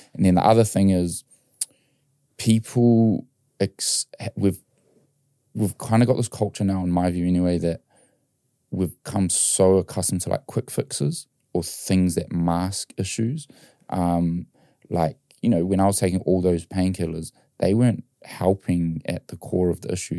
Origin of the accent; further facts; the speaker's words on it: New Zealand; I grew up in New Zealand and we loved our rugby.